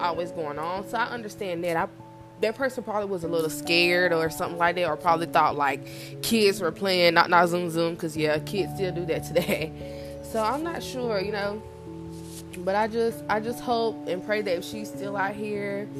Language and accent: English; Rock Hill, South Carolina, United States; I'm from South Carolina, a small town called Rock Hill, and people are nosy down here